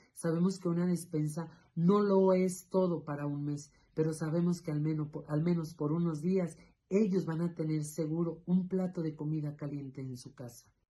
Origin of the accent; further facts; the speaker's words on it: Río Grande, Zacatecas, Mexico; soy originario de Río Grande, Zacatecas